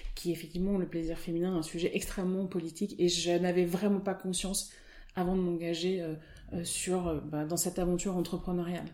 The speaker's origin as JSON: {"language": "French", "region": "Auvergne-Rhône-Alpes", "country": "France", "tie": "born or raised there", "also_born_or_lived": "Côte d'Azur / Nantes / Rennes", "moved": "as an adult", "lives_now": "Finistère, France", "said": "je suis née sur la Côte d'Azur, euh, donc en 1973. Et après, j'ai grandi en Auvergne"}